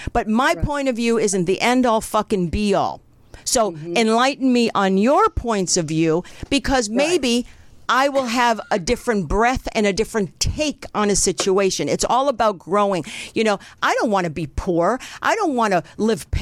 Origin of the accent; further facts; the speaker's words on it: New Jersey, United States; now in California, United States; I grew up in New Jersey